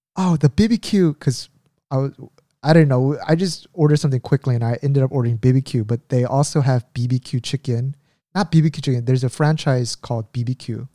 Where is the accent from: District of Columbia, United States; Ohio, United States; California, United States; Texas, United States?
California, United States; Orange County; moved away as an adult; also born or lived in Indiana; now in Korea; I grew up in California in Orange County, and our, of course, my parents' home was there